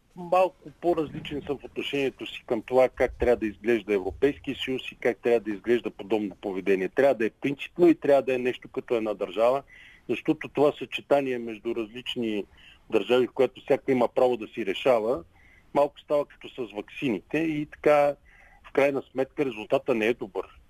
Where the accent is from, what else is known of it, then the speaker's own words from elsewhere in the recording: Pleven, Pleven Province, Bulgaria; Израснал съм в град Плен. Това е мой град